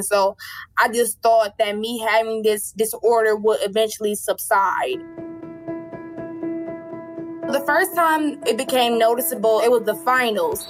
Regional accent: Cleveland, Ohio, United States; I'm 18 years old, and I'm from Cleveland, Ohio

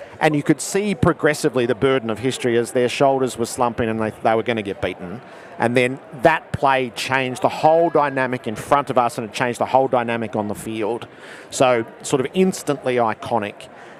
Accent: Melbourne, Victoria, Australia; in Melbourne, which is my hometown

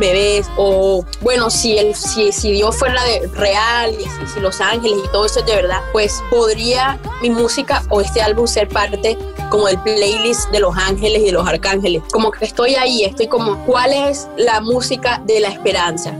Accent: La Guajira, Colombia; also born or lived in Atlántico, Colombia; now in Canada; soy del Atlántico eh, y de la Guajira. Ya, me crié mitad y mitad y, eh, eh, entre las dos, como que iba a la escuela en Atlántico, pero me crié en la Guajira

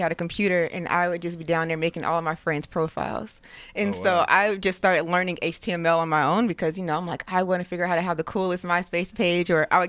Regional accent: Denver, Colorado, United States; also born or lived in St. Louis, Missouri; Yeah, so I was born in St. Louis, Missouri, and then I moved to Denver, Colorado with my mom. I want to say when I was, like, 8 or 9.

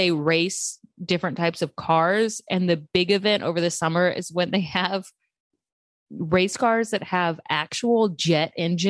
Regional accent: Little River-Academy, Texas, United States; moved away; Little River. I'm from like rural Texas.

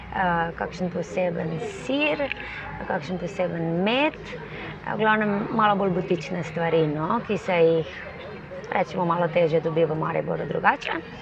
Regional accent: Slovenia; smo Slovenci

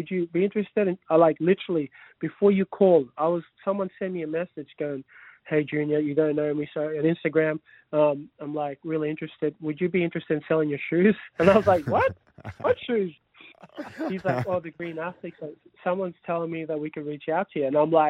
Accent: Sydney, New South Wales, Australia; We grew up together. Like, we grew up and we're all in... I'm from Sydney originally.

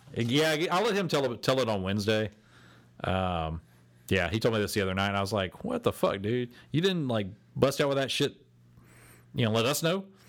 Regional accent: Texas, United States; we are from Texas.

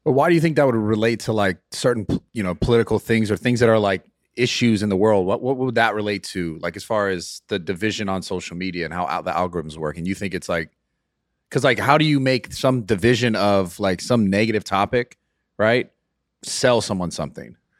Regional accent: California, United States; I'm from California

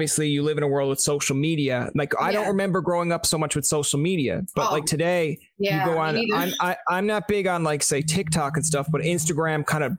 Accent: Canada; I'm from Canada.

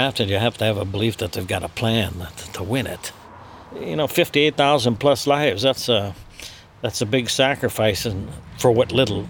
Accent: Upper Peninsula, Michigan, United States; I grew up in the Upper Peninsula.

